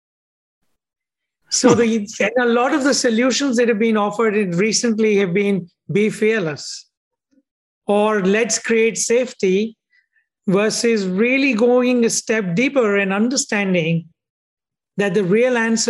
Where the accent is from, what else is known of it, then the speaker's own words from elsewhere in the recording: India; moved away as an adult; also born or lived in United States; I grew up in India